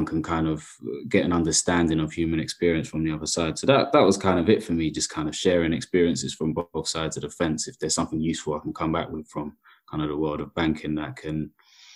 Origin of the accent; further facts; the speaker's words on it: London, United Kingdom; I grew up in predominantly council estates as a kid in South London